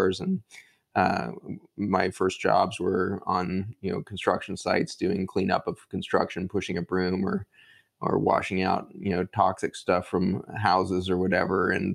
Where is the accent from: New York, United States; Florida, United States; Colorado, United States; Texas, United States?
Colorado, United States; Boulder; grew up outside of Boulder, Colorado, and in the housing projects that were outside of Boulder there